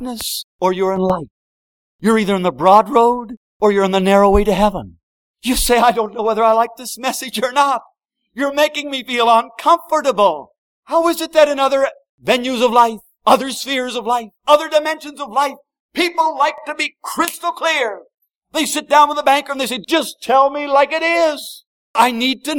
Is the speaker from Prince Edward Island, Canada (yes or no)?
yes; Prince Edward Island, Canada; I come from Prince Edward Island